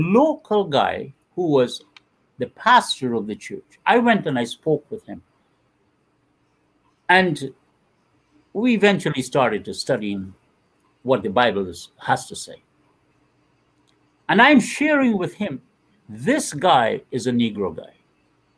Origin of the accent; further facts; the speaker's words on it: Guyana; moved away; When I was 13 years, Guyana went through one of the worst times in its life